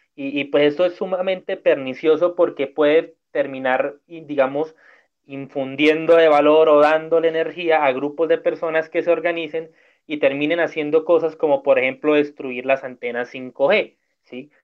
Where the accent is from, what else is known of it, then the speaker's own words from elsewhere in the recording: Cúcuta, Norte de Santander, Colombia; somos cinco hijos de Cúcuta